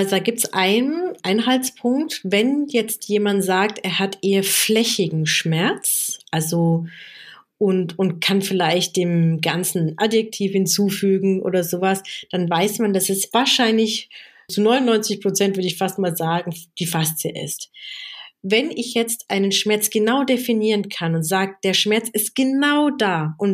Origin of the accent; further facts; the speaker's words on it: South Africa; now in Germany; Ich komme ja aus Südafrika und meine Familie war politisch sehr stark engagiert gegen das Apartheid-System damals.